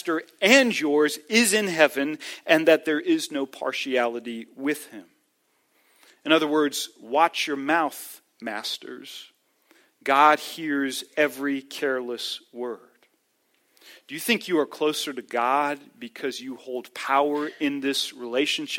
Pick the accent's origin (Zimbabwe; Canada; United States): United States; the North; as a Northerner